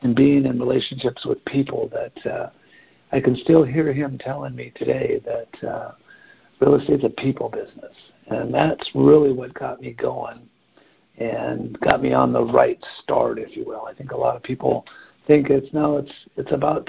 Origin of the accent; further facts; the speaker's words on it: Pasadena, California, United States; I'm a Pasadena native. I was born and raised here